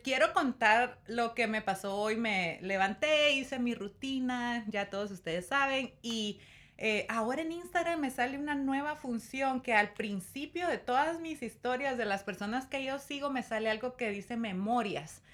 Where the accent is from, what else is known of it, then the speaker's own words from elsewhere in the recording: Guatemala; moved away as an adult; now in United States; yo amo mi país y estoy muy orgullosa de donde vengo